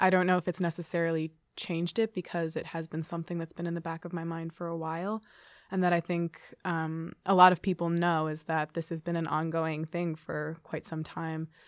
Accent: Poughkeepsie, New York, United States; moved away as an adult; now in Ithaca, United States; I'm from Poughkeepsie, New York

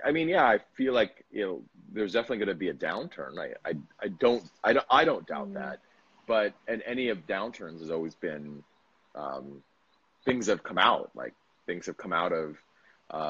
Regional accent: United States; also born or lived in Bali; now in Vietnam; as an American

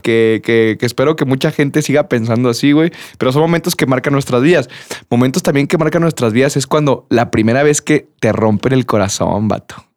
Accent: Durango, Mexico; moved away as an adult; also born or lived in Guadalajara; Me fui de, de, de Durango

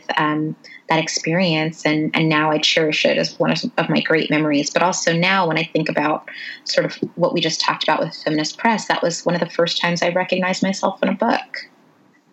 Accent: South Carolina, United States; I was born in South Carolina

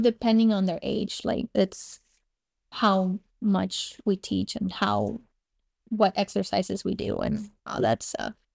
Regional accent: Cuba; born or raised there; first language Spanish; English is a second language; moved away

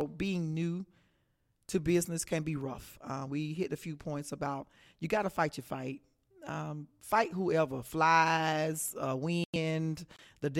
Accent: Texas, United States; I am from Texas.

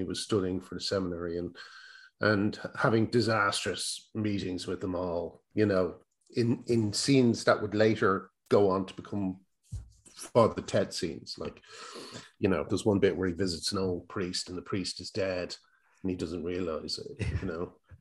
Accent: Ireland; accent: Irish; I've got an Irish accent

